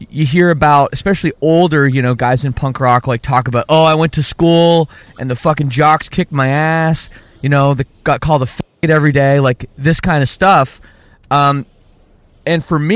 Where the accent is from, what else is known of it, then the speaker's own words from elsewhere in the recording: Canada; I grew up in Canada